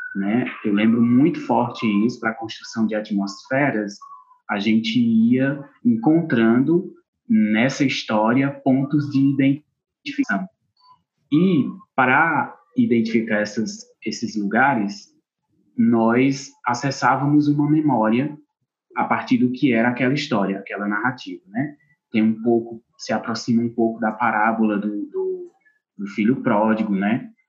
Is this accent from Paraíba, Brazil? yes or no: no; Acopiara, Ceará, Brazil; moved away as an adult; now in Cariri, Brazil; eu sou da cidade de Acopiara, Ceará, na região centro-sul do estado